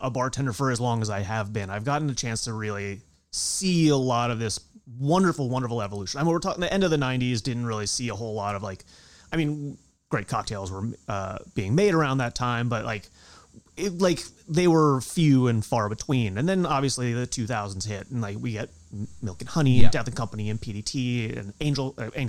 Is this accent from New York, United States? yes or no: yes; the Hamptons, Eastern Long Island, New York, United States; I grew up out in the Hamptons, like way out on Eastern Long Island.